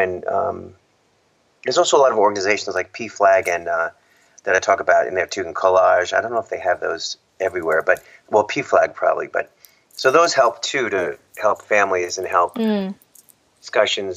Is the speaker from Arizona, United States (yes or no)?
no; New York, United States; moved away as an adult; now in California, United States; I'm from New York originally